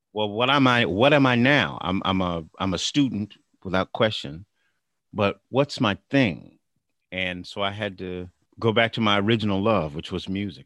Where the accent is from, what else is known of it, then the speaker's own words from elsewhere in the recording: Bakersfield, California, United States; also born or lived in Sacramento, California; raised in Bakersfield. Uh, we we came here when I was a young boy. I guess I was like seven when we came to Bakersfield